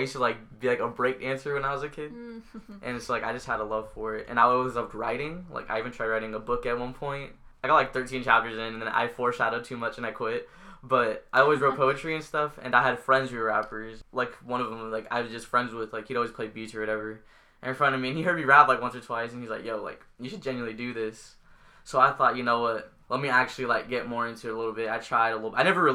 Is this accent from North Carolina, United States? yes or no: no; San Diego, California, United States; I'm from San Diego. I grew up in San Diego.